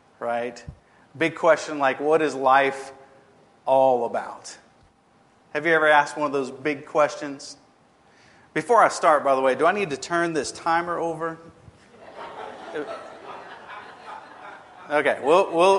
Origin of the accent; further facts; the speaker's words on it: Lafayette, Louisiana, United States; moved away as an adult; now in Alexandria, United States; Lafayette is actually my hometown